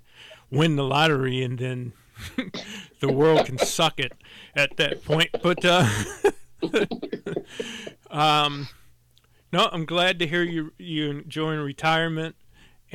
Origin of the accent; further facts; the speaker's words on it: St. Louis, Missouri, United States; it's the oldest all-black high school west of the Mississippi in the country. And that's the school that we went to.